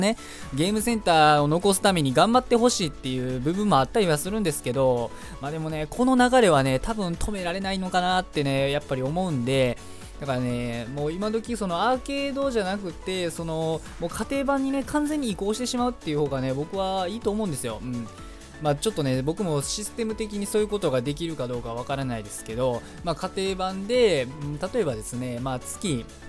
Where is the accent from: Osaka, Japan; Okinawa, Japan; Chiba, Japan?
Osaka, Japan; moved away; 僕の地元、まあ、もともと僕地元大阪なんですけど